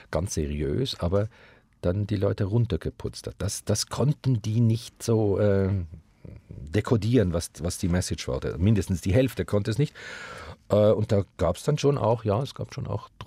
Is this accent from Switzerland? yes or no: yes; Switzerland; dass wo immer wir hinkamen in Deutschland und sagten, hallo, wir kommen aus der Schweiz, gingen alle Türen auf.